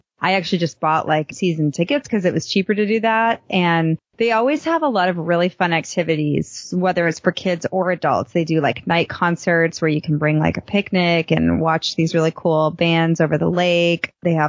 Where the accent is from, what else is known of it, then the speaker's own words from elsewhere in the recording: Boston, Massachusetts, United States; also born or lived in Chicago; as a kid, I grew up in Boston and Chicago, where the summers were the time we had good weather. So when I moved to Texas, I really struggled with it